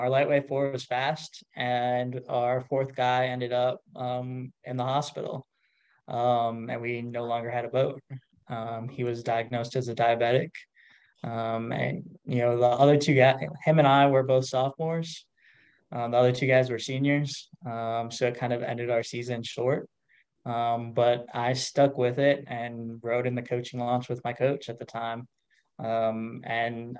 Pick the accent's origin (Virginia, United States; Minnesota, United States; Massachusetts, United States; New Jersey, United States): Minnesota, United States; moved away as an adult; also born or lived in East Coast; Minnesota. So Midwest, born, raised, and ended up on the East Coast